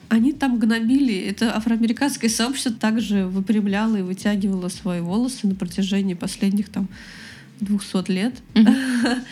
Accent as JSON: {"language": "Russian", "region": "Moscow", "country": "Russia", "tie": "born or raised there", "moved": "as an adult", "lives_now": "Saint Petersburg, Russia", "said": "я из Москвы. Ну, я из Подмосковья, но всю жизнь прожила в Москве"}